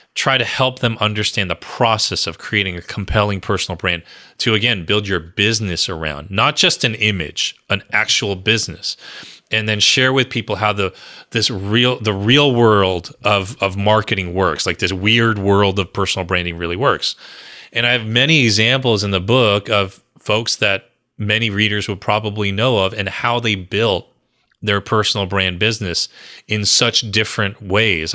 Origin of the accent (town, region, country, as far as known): New Jersey, United States; born or raised there